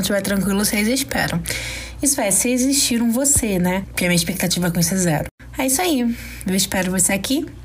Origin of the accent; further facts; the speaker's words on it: Niterói, Rio de Janeiro, Brazil; eu tenho 30 anos. Eu sou de Niterói, aqui no Rio de Janeiro.